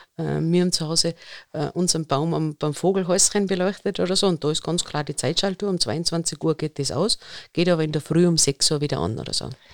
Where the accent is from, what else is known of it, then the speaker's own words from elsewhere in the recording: Innsbruck, Tyrol, Austria; bei uns in Innsbruck der Alpenzoo